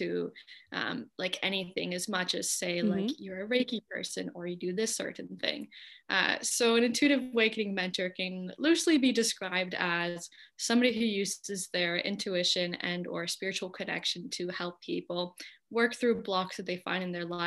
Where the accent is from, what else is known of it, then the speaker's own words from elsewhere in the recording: California, United States; my hometown is super like hippie alternative, you know, small California hippie town in the mountains